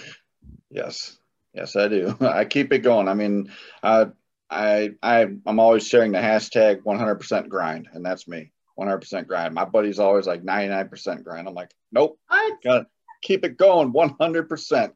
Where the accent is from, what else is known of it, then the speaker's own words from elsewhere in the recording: Illinois, United States; also born or lived in South Carolina; I'm from Illinois.